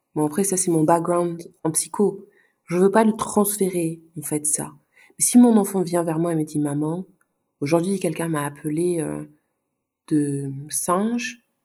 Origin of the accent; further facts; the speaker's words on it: Luxembourg; also born or lived in Sweden; j'ai grandi ici au Luxembourg